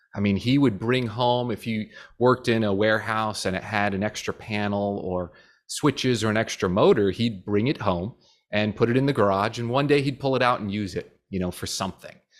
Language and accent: English; New Jersey, United States; moved away as an adult; now in Florida, United States; we grew up in New Jersey